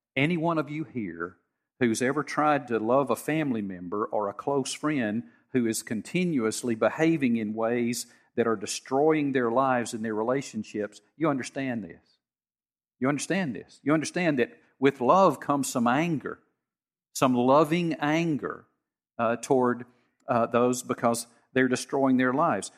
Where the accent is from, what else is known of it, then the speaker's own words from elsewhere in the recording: United States; I grew up in Harrison County